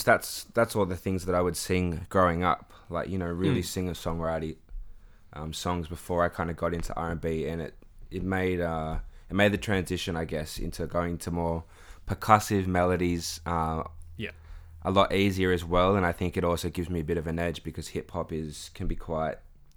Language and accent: English; Erina, New South Wales, Australia; also born or lived in Sydney; I was born in Randwick, in Sydney. Yeah, yeah, yeah. So, you know, all the young years that you don't remember was... I think I remember like one park in Sydney or something. but I lived in like kind of Narara area for a bit in my schooling. And then in year five, moved over to Erina